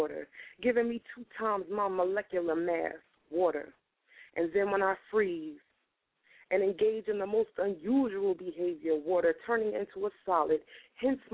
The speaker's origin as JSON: {"language": "English", "region": "New York", "country": "United States", "moved": "yes", "lives_now": "Wilmington, United States", "said": "I'm from New York. I just live in Delaware. I bought a house out here. I'm from New York, and it's all in my heart."}